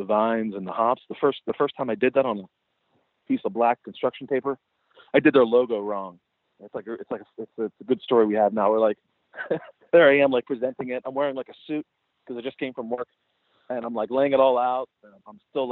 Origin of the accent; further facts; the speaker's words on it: Pittsburgh, Pennsylvania, United States; accent: twang; now in Connecticut, United States; I had like a different accent because I'm from southwestern Pennsylvania, and people in Connecticut kind of thought I had like a twang